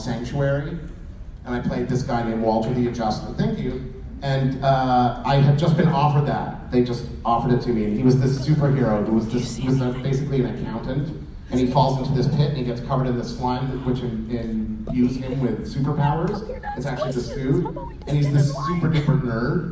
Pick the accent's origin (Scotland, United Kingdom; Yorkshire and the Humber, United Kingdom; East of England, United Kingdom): East of England, United Kingdom; Luton; moved away; I'm from the UK. I'm from Luton.